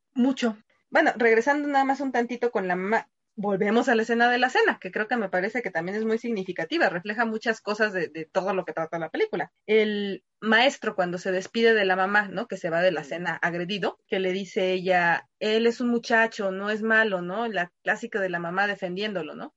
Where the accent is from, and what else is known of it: Mexico